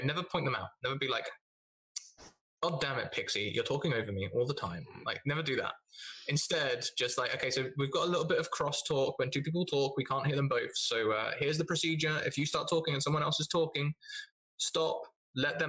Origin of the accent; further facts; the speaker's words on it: United Kingdom; I am British